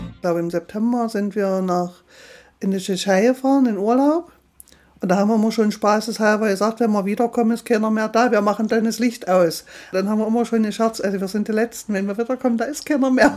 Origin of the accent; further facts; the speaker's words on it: East Germany, Germany; als Ossi